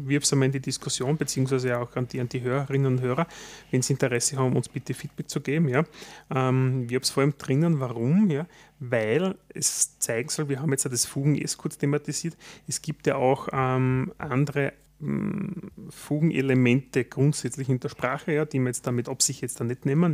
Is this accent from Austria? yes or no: yes; Austria; als Österreicher